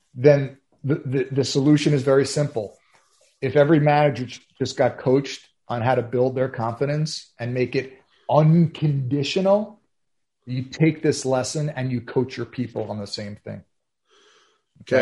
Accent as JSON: {"language": "English", "region": "New York", "country": "United States", "said": "I'm from New York"}